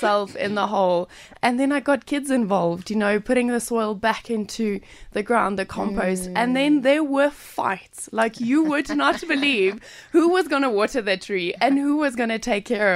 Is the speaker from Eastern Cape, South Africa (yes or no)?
no; Lephalale, Limpopo, South Africa; I am actually a farm girl. So I come from Lepalale in Limpopo